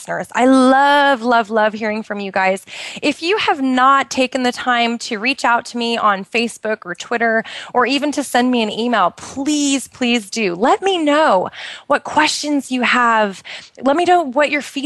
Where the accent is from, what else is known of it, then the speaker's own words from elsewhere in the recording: Pacific Northwest, United States; moved away as an adult; now in Bahrain; I grew up in the Pacific Northwest